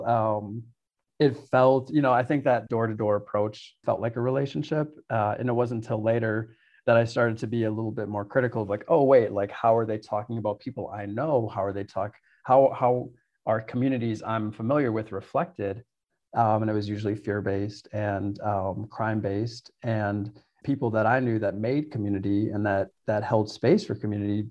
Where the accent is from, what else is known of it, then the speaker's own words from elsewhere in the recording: Milwaukee, Wisconsin, United States; I grew up in Milwaukee, all over the South Side, went to school all around the city